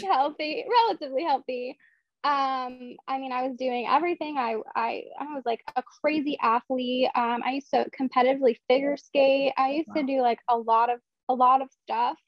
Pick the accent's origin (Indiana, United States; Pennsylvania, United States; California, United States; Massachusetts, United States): Pennsylvania, United States; Philadelphia; I am from Philadelphia